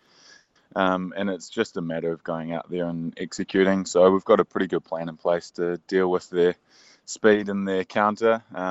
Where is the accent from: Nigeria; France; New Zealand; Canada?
New Zealand; being a Kiwi